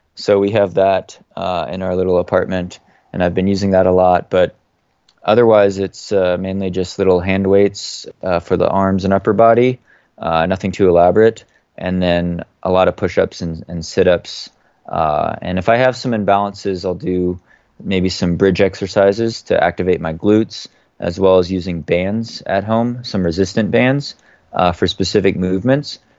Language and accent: English; Oregon, United States; moved away as an adult; I grew up on the West Coast in the U S in, in the state of Oregon